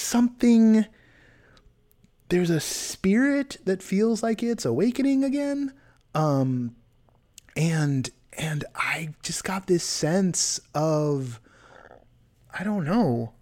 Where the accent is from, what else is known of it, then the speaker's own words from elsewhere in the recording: California, United States; moved away; my home state is on fire